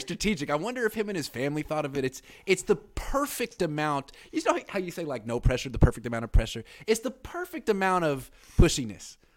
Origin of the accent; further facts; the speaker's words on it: Oakland, California, United States; I'm from Oakland.